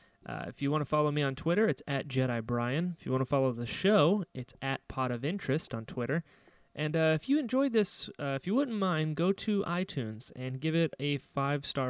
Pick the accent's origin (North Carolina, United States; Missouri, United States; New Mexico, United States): North Carolina, United States; I'm from North Carolina. I don't enunciate